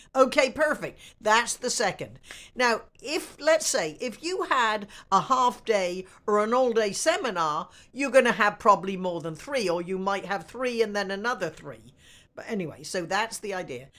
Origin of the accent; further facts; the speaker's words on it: United States; I am an American